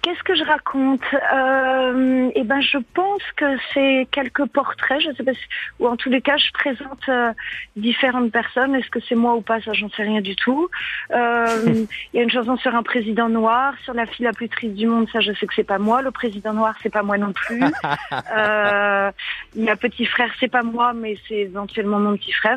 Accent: Paris, Île-de-France, France; je suis complètement parisienne, alors euh, à mon grand regret, j'ai vraiment jamais quitté cette ville

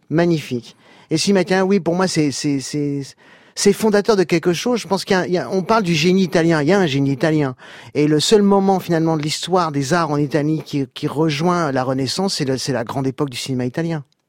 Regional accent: France; je suis né en France, je, suis français

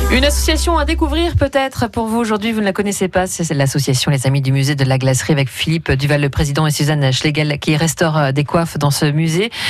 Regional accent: Normandy, France; Moi qui suis normande

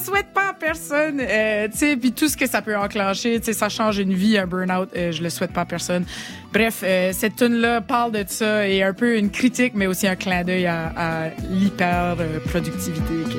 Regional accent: southeastern New Brunswick, Canada; accent: Chiac; je suis acadienne, donc je suis pas québécoise. Je viens d'une région qui est à côté du Québec, euh, l'est du Québec, une province qui s'appelle le Nouveau-Brunswick, c'est au Canada. les Acadiens du sud-est du Nouveau-Brunswick, on a cet accent ici.

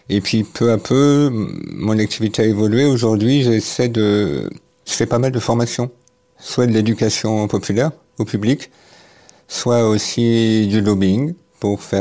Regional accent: Saint-Amand-Montrond, Centre-Val de Loire, France; also born or lived in Tours; moi je suis né à Saint-Amand-Montrond, c'est sur le Cher, à peu près à... Le Cher est déjà dans la plaine.

